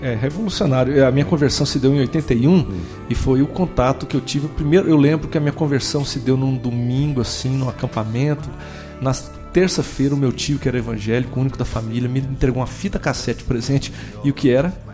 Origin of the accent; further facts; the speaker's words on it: Goiânia, Goiás, Brazil; na minha cidade, Goiânia